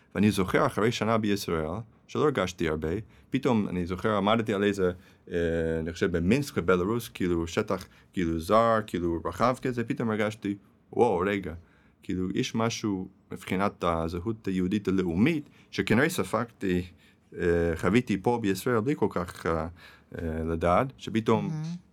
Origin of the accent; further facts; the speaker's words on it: Manhattan, then New Jersey, United States; Hebrew is a second language; moved away as an adult; now in Israel; Yes, I was born and raised, נולדתי וגדלתי במנהטן, ועד גיל צעיר עברנו לניו